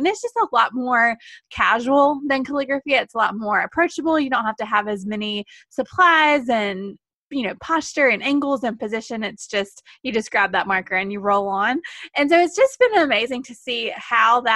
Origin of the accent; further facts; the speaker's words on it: the South, United States; I'm from the South. I'm sure you can hear